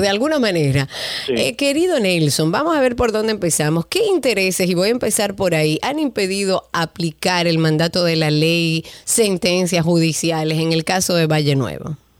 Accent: Dominican Republic

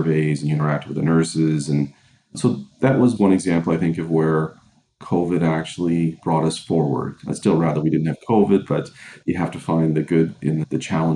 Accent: Cape Breton Island, Nova Scotia, Canada; now in Hamilton, Canada; I'm from Nova Scotia originally, grew up in Cape Breton Island

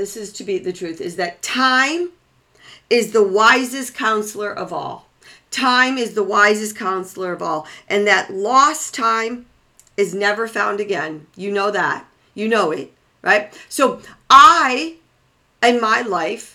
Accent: Waukegan, Illinois, United States; I was born and raised in 20, probably 5 miles outside of Chicago

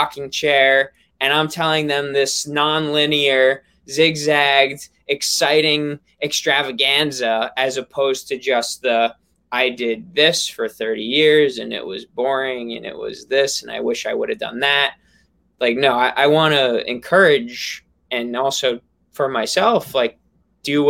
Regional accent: New York, United States; I'm from New York

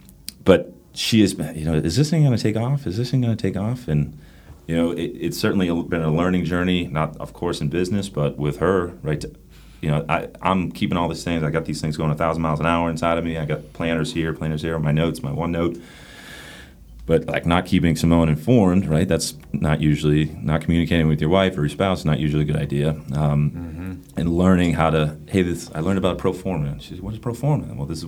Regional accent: Northeast, United States; now in North Carolina, United States; I'm from the Northeast.

